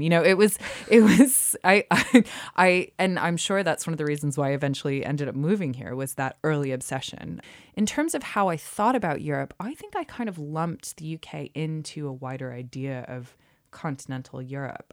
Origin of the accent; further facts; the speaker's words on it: United States; moved away as an adult; now in United Kingdom; I'm from the U S. I am still a U S citizen.